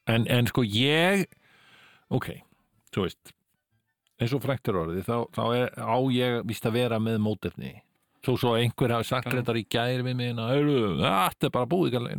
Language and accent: Icelandic; Ísafjörður, Westfjords, Iceland; ég ólst upp á Ísafjörði